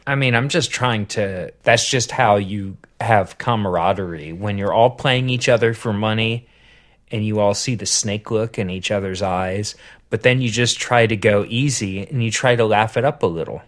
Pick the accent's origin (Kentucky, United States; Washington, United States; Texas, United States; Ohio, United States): Ohio, United States; Southern; I grew up in Southern Ohio